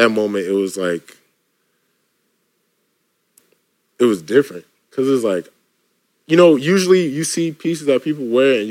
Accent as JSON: {"language": "English", "region": "New York", "country": "United States", "tie": "born or raised there", "said": "It was cool. I grew up with I feel like I grew up with a lot of the culture."}